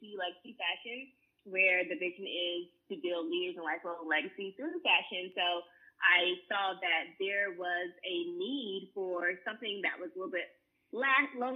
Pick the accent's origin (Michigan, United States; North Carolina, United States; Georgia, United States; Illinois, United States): North Carolina, United States; I'm from North Carolina, so I come from a long line